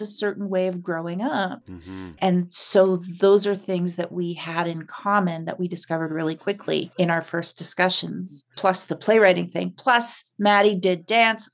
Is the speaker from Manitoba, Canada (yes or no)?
yes; Winnipeg, Manitoba, Canada; also born or lived in Saskatchewan / Quebec; now in Saskatoon, Canada; I was born in Saskatchewan and grew up in Winnipeg and have lived all over the country. And now I'm back in Saskatchewan